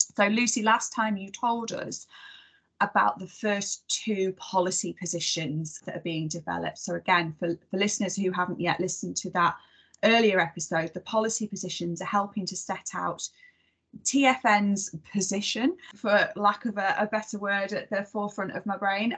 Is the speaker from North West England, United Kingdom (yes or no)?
yes; Warrington, North West England, United Kingdom; my hometown of warrington